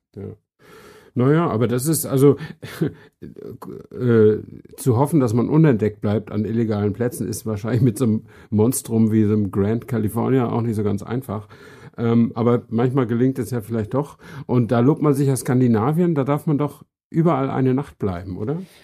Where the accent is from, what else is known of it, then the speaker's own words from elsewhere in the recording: Flensburg, Schleswig-Holstein, Germany; moved away as an adult; also born or lived in Hamburg; now in Berlin, Germany; ich bin äh, in Flensburg äh, geboren und aufgewachsen